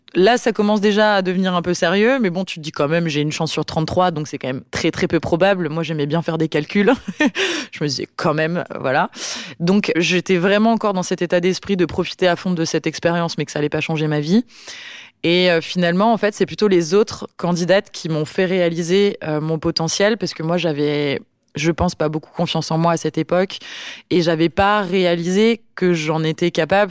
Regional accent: Mâcon, Bourgogne-Franche-Comté, France; moved away as an adult; now in New Caledonia; j'ai grandi en Bourgogne, à Mâcon, plus précisément

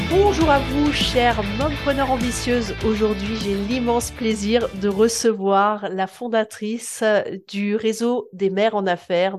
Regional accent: France; chez nous en France

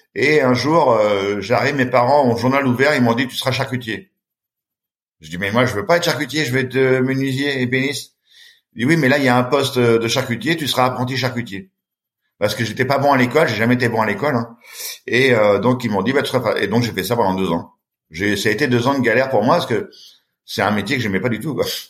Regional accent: Châtellerault, Nouvelle-Aquitaine, France; j'ai grandi à Châtellerault

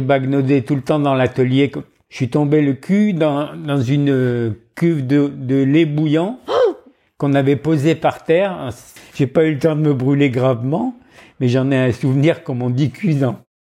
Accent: Montdidier, Hauts-de-France, France; moved away; also born or lived in Roubaix / Marseille / Dijon / Dakar; J'ai grandi dans la pâtisserie de mon père à Montdidier, dans la Somme

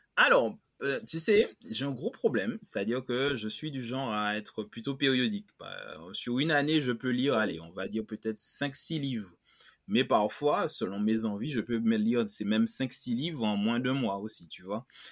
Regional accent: Martinique; je parle en tant que Martiniquais

